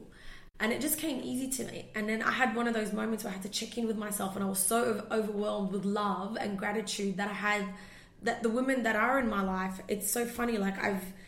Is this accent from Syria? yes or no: yes; Syria; also born or lived in Australia; now in Sydney, Australia; I was this little girl in the middle of Syria